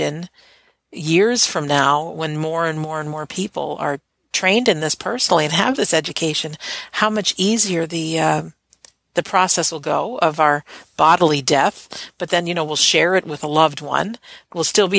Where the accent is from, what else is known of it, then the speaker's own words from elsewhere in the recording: United States; I'm an American